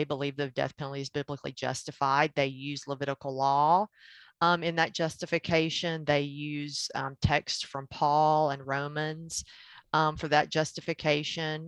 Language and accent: English; Tennessee, United States; also born or lived in Georgia; I was born and raised in Tennessee